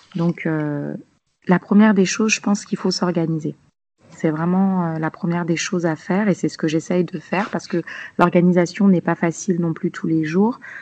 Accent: Bourg-la-Reine, Île-de-France, France; moved away as an adult; now in Bamako, Mali; je suis née et j'ai grandi euh, à Paris

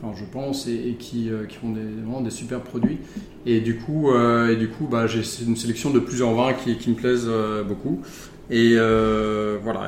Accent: Charente, Nouvelle-Aquitaine, France; also born or lived in Bordeaux; j'ai grandi en Charente.

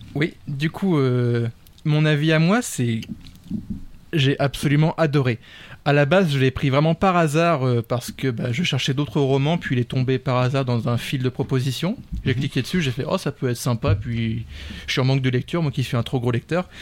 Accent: France; en tant que Français de la métropole

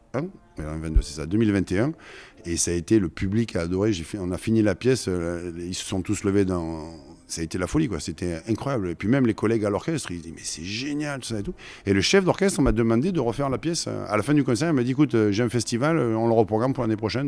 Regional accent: Marseille, Provence-Alpes-Côte d'Azur, France; accent: Provençal; also born or lived in Lyon / Paris / Versailles; now in Florida, United States; je suis né à Marseille, hein, j'ai vécu euh, sur, pratiquement euh, dans la fosse et sur l'eau.

